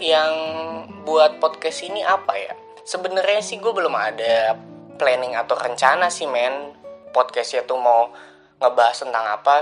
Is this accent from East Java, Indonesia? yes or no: no; Bekasi, West Java, Indonesia; Gua lahir di Bekasi, tepat pada tanggal lima belas Juli.